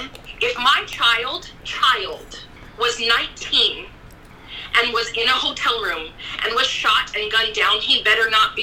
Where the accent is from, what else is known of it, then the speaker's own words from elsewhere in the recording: Salem, Oregon, United States; this innate connection with people of color that I was never allowed to have growing up in Salem.